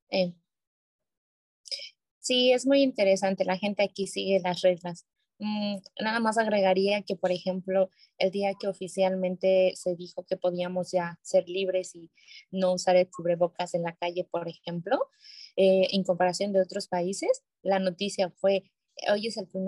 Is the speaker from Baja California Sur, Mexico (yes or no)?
no; Hermosillo, Sonora, Mexico; Soy de Sonora, soy de Sonora, de Hermosillo.